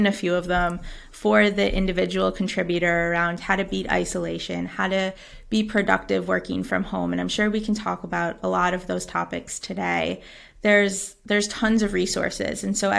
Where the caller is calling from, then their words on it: Jávea, Valencian Community, Spain; Hello, I am calling in from Javier, Spain, which is about an hour and a half south of Valencia.